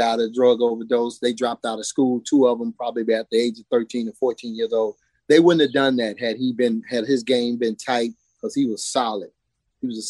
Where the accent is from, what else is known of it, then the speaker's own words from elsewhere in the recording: Texas, United States; moved away as an adult; now in Virginia, United States; Growing up in Texas